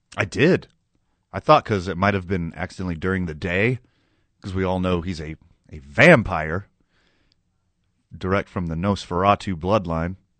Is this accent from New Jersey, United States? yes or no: no; Houston, Texas, United States; now in New Mexico, United States; I was born and raised in Houston, Texas